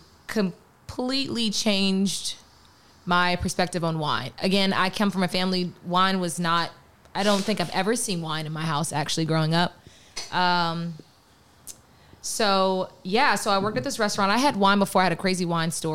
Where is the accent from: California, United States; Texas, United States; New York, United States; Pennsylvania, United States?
Pennsylvania, United States; Pittsburgh; also born or lived in Philadelphia; I am from Pittsburgh, Pennsylvania, the great 412, the city of bridges, the black and yellow